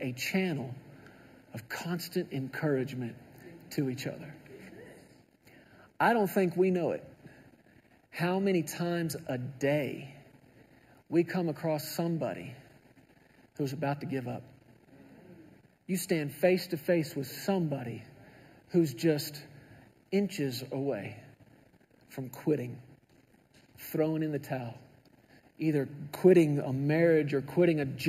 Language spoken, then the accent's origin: English; Texas, United States; I grew up in Texas